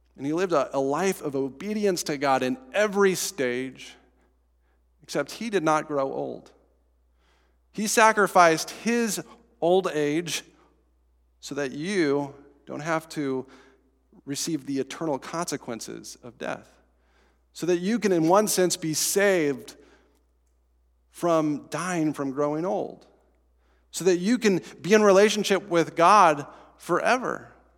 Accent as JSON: {"language": "English", "town": "Estes Park", "region": "Colorado", "country": "United States", "tie": "born or raised there", "moved": "yes", "said": "So in my hometown, I guess not my hometown anymore, the town I grew up in, Estes Park, Colorado"}